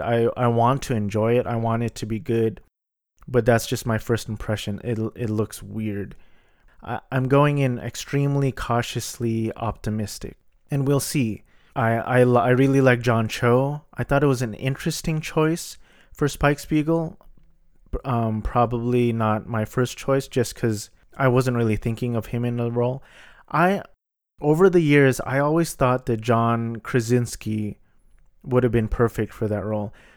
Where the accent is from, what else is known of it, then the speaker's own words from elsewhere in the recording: Philippines; I'm Filipino.